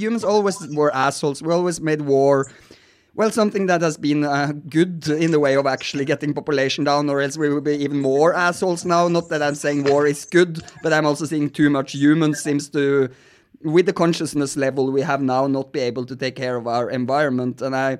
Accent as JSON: {"language": "English", "country": "Norway", "said": "because I'm from Norway, so I know the polars are melting."}